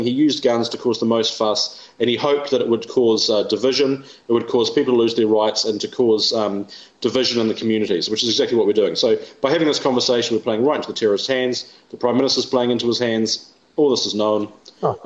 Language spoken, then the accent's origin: English; England, United Kingdom; now in New Zealand; I'm English myself